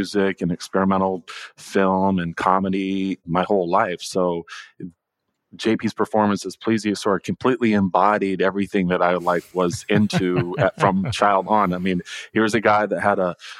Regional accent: Virginia, United States; moved away as an adult; also born or lived in New York City / Portland, Oregon / Arcata, California; now in Los Angeles, United States; I grew up in Virginia

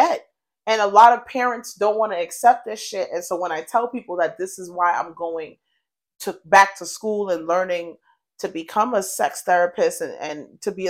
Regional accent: United States; also born or lived in Colorado, United States / Boston, United States / New York, United States; I was born in Colorado, and I've been raised between New York and Boston my entire life

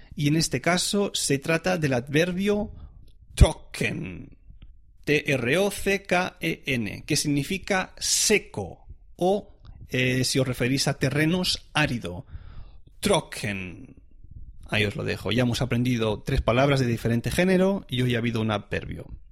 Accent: Spain; now in Switzerland; yo soy español

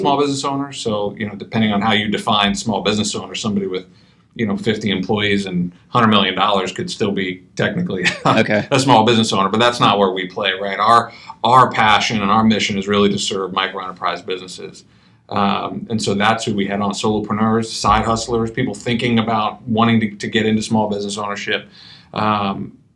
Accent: Midwest, United States; I'm from the Midwest.

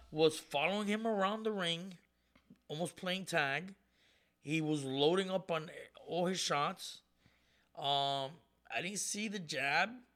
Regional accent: Puerto Rico; I'm Puerto Rican. I was born in Puerto Rico.

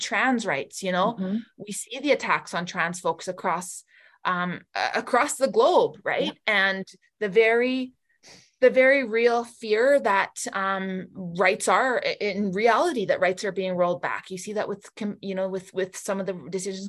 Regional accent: Barrhead, Alberta, Canada; now in Edmonton, Canada; my hometown of Barrhead

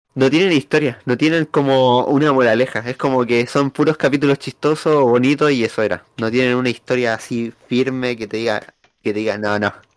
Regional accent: Chile; accent: chileno; nosotros hablamos con acento chileno

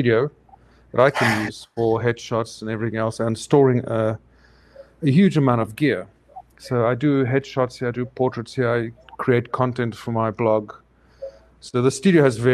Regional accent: South Africa; moved away as an adult; South Africa, specially imported

